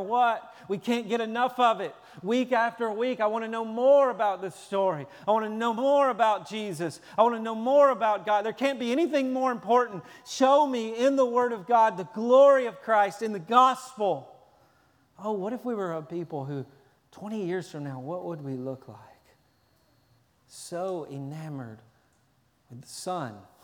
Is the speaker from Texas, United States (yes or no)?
no; Tennessee, United States; I'm from Tennessee